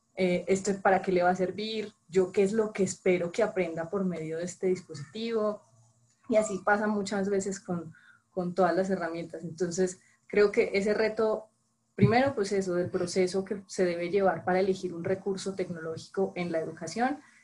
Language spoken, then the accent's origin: Spanish; Colombia; moved away as an adult; now in Mexico; supongo que por el acento supondrán que no soy mexicana, soy colombiana, llevo seis años viviendo en, México